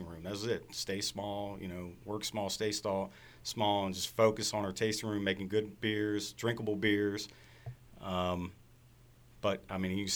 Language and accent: English; Frederick, Maryland, United States; I was born and raised in Frederick. I'm like sixth generation in the city